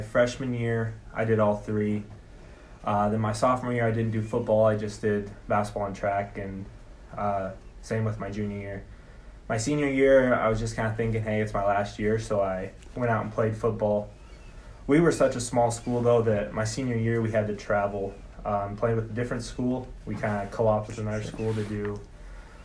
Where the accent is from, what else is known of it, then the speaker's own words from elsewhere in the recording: Hereford, Colorado, United States; moved away as an adult; now in Rapid City, United States; I grew up in Hereford, Colorado. It's a really small farm town